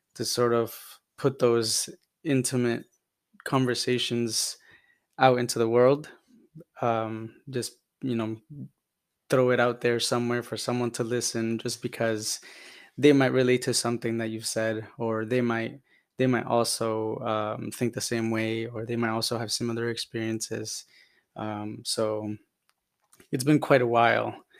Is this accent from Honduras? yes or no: yes; Honduras; now in United States; I'm from Honduras, originally born there, migrated to the U S in two thousand five